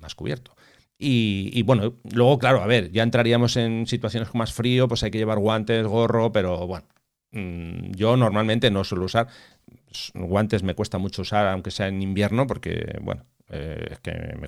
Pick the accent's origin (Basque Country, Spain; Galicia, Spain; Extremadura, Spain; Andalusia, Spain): Basque Country, Spain; Bilbao; yo soy de Bilbao, entonces los de Bilbao somos muy frescos.